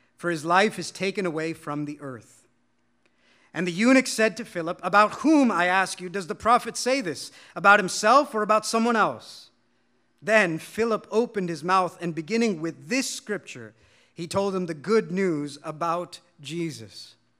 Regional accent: India; as an Indian

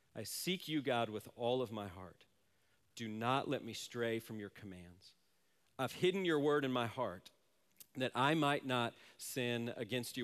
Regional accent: Silver Spring, Maryland, United States; also born or lived in Manassas, Virginia / Washington, D.C.; I grew up in, uh, Silver Spring, Maryland, Manassas, Virginia, Washington, D C area

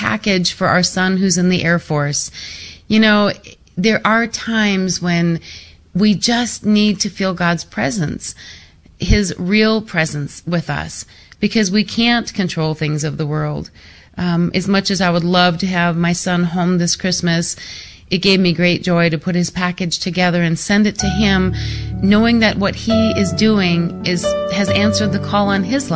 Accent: Phoenix, Arizona, United States; my hometown, my home diocese here in the Phoenix Valley

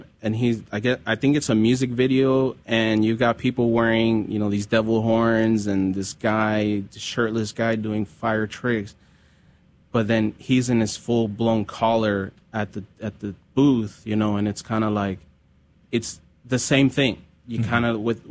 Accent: California, United States; growing up in California

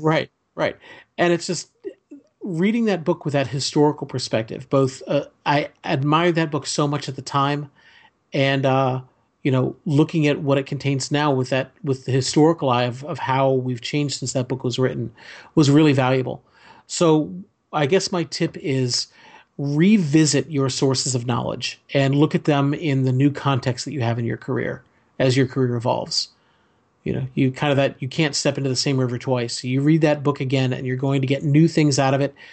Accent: Fairfax County, Virginia, United States; when I grew up in Fairfax County

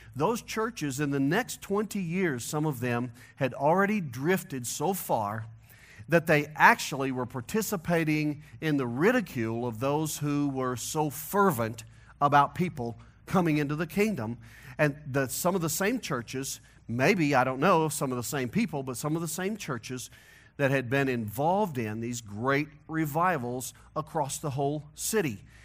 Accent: St. Louis, Missouri, United States; accent: hillbilly nasal twang; now in Colorado, United States; my hillbilly nasal twang, that I'm from Missouri, originally. I got to Colorado as fast as I could. I moved here in nineteen ninety-four

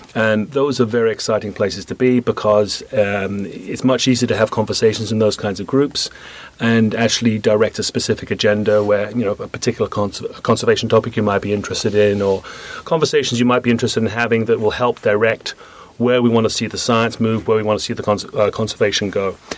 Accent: United Kingdom; moved away as an adult; also born or lived in Canada; now in United States; I come from Britain

